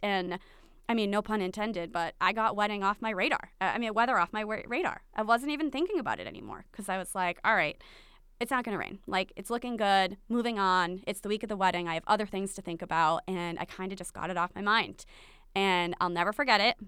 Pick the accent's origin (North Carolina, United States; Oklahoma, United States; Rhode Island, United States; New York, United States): Rhode Island, United States; Aquidneck Island; we're from Aquidneck Island